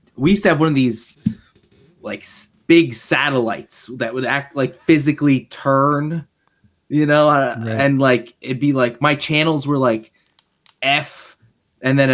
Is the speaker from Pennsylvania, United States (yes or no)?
yes; Berks County, Pennsylvania, United States; Berks County, Pennsylvania